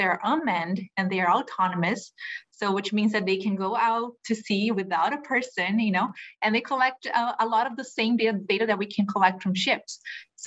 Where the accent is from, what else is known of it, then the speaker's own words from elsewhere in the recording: Brazil; moved away as an adult; also born or lived in Europe / California; now in Hawaii, United States; I'm from Brazil. I lived most of my life there. I did my undergraduate degree there in oceanography